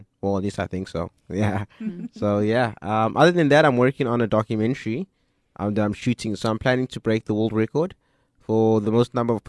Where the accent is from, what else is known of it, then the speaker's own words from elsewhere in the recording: DR Congo; born there; So I was born in Congo. I am now 24 years old.